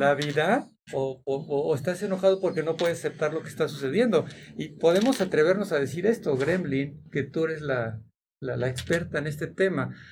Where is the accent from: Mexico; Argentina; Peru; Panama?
Mexico; nuestras costumbres como mexicanos